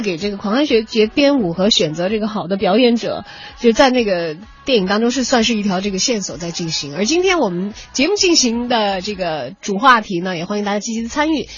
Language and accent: Chinese; Chongqing, China; 小的时候在重庆看比赛的时候都会